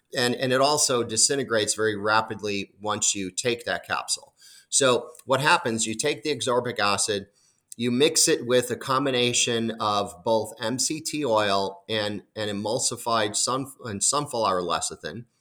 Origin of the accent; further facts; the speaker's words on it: Chicago, Illinois, United States; moved away; I'm initially from the Chicago area